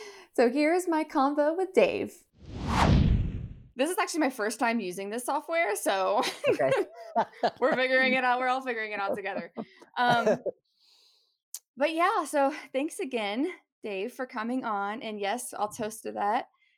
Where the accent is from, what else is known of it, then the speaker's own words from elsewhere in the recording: Ohio, United States; I'm from Southern Ohio. So the complete mm-hmm. opposite side of the range.